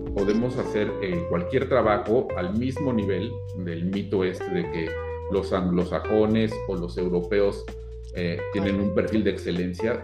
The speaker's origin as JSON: {"language": "Spanish", "town": "Cuautitlán", "region": "State of Mexico", "country": "Mexico", "tie": "born or raised there", "moved": "as an adult", "lives_now": "Seattle, United States", "said": "Yo, yo nací en el Distrito Federal en, el año del, 70 y muy chico, eh, bueno, muy chico sí, todavía mis papás compraron una casita de interés social en la zona de Cuautitlán"}